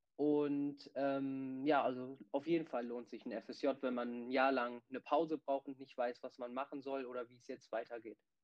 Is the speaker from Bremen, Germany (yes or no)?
yes; Bremen, Germany; Ich bin 17 Jahre alt und ich komme aus Bremen